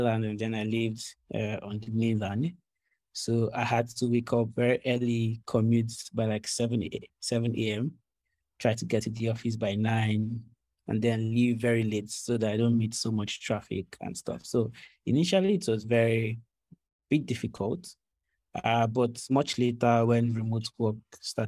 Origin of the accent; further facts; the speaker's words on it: Akwa Ibom, Nigeria; now in Lagos, Nigeria; I'm not from Lagos. I'm actually from Akwa Ibom